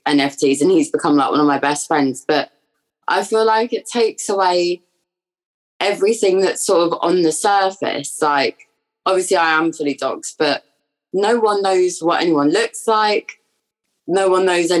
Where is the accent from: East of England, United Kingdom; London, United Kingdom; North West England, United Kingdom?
London, United Kingdom; moved away as an adult; now in Brighton, United Kingdom; I am originally from London and I have pretty much grown up there my entire life, but I am now at university in Brighton.